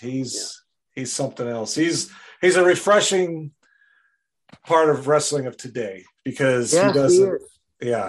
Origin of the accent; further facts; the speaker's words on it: Wisconsin, United States; I grew up in Wisconsin